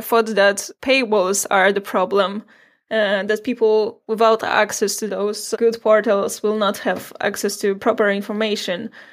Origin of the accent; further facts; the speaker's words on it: Poland; I'm from Poland